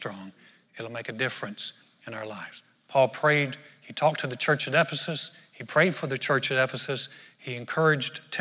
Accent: North Carolina, United States; where I grew up in North Carolina

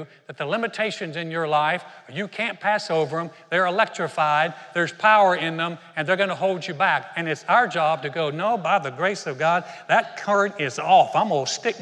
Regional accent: Greensboro, North Carolina, United States; my hometown of Greensboro, North Carolina

